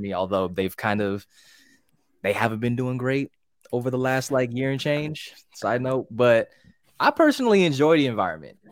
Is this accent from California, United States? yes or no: yes; California, United States; moved away as an adult; also born or lived in Pittsburgh, Pennsylvania; about twenty minutes from my hometown, is a city called Pittsburgh